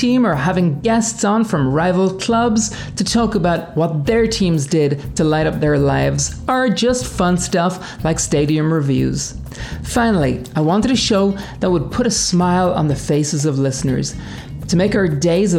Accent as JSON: {"language": "English", "country": "Ireland", "tie": "born or raised there", "moved": "yes", "said": "I grew up in Ireland"}